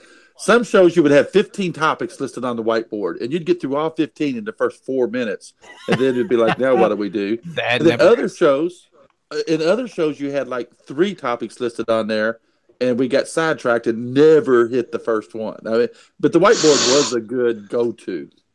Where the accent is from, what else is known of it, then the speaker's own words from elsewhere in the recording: Pennsylvania, United States; I was born and raised in Western Pennsylvania.